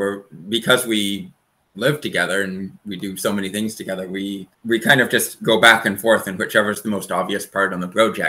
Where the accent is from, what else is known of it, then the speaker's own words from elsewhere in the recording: Salt Spring Island, British Columbia, Canada; Also, obviously, live on Salt Spring Island, too. I grew up here on Salt Spring, and Nancy grew up nearby on Main Island.